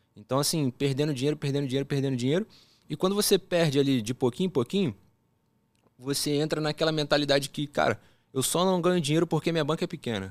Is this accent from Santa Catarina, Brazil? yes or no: no; Rio de Janeiro, Brazil; accent: carioca; also born or lived in Brasília; eu fui para lá, assim, relativamente pequeno, né? 9 para 10 anos e carioca tem um sotaque que você pega fácil